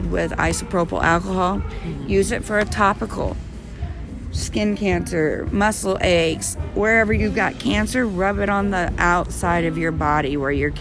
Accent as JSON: {"language": "English", "town": "Butler", "region": "Missouri", "country": "United States", "tie": "born or raised there", "also_born_or_lived": "Colorado", "moved": "as an adult", "said": "I'm born and raised in Missouri. I told you guys I'm from born and raised in Butler"}